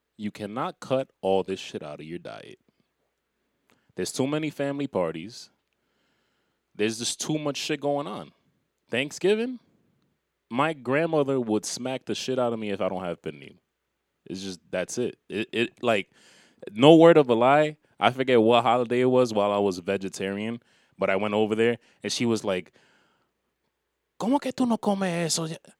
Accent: New York, United States; I'm from New York.

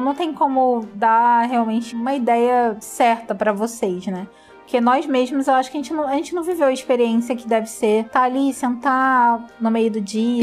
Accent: Rio de Janeiro, Brazil; a gente é carioca

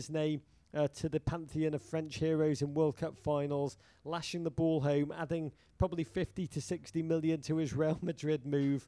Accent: England, United Kingdom; now in United States; I am American now, but the last vestiges of my Englishness cling to me

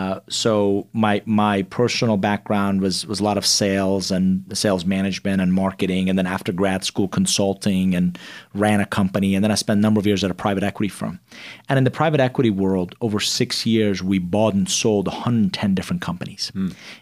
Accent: Atlanta, Georgia, United States; also born or lived in Iran; It was a rough patch. And, you know, growing up in the outskirts of Atlanta, they didn't know there weren't a whole lot of Iranians there

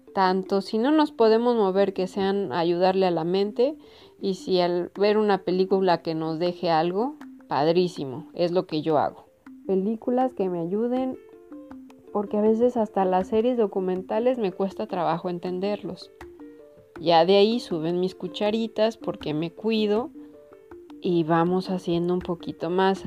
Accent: Mexico; Como buena mexicana

